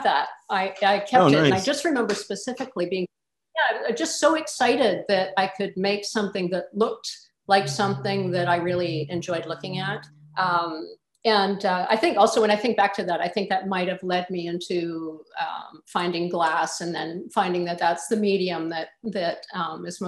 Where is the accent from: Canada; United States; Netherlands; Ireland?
Canada; Flin Flon, Manitoba; I was born in Flin Flon, Manitoba, Canada